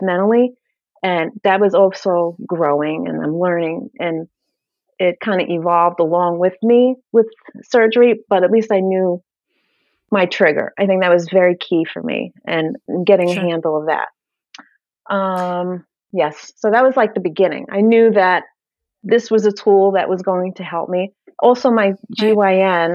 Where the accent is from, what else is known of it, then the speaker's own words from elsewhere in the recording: New York City, New York, United States; moved away; I'm from Brooklyn, if you haven't gathered yet from the accent. So we lived in New York. I was born and raised there